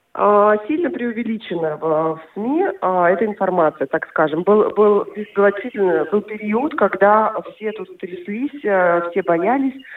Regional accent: Yaroslavl, Yaroslavl Oblast, Russia; moved away as an adult; also born or lived in Moscow; now in Norway; я родом из Ярославля, после университета уехала в Москву

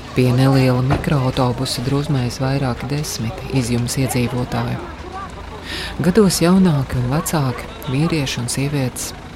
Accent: Latvia; esmu no Latvijas

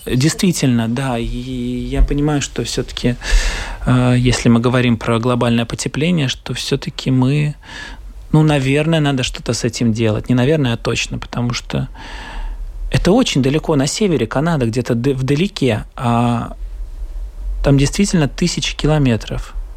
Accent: Riga, Latvia; я э, артист из Риги

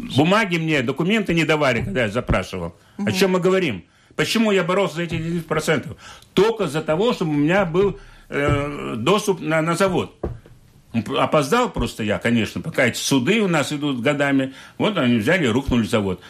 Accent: Liepāja, Latvia; я родом из Лепы. Мои, я, мои родители 17, 17 столетия здесь живут, предки

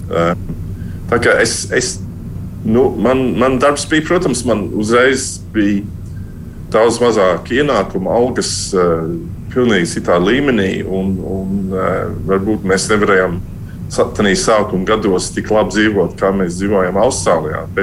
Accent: Latvia; Nu, īsumā tāpēc, ka mēs esam latvieši, un ja mēs esam latvieši, kāda jēga nedzīvot Latvijā?

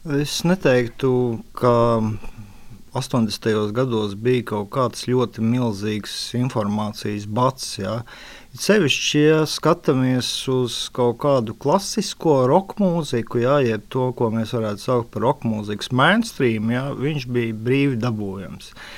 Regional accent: near Jelgava, Zemgale, Latvia; es pats esmu netālu no Jālgavas

